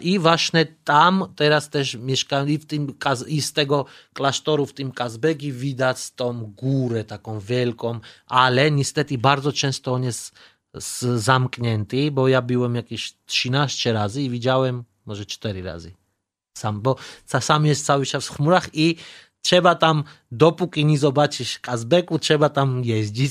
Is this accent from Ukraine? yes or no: no; Tbilisi, Georgia; Polish is a second language; moved away as an adult; now in Poland; ja pochodzę z stolicy Tbilisi